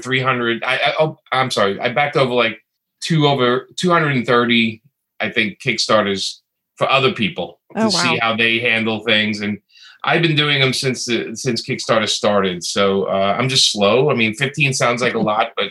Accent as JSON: {"language": "English", "town": "New York City", "region": "New York", "country": "United States", "tie": "born or raised there", "said": "being a kid from Brooklyn, growing up in Brooklyn"}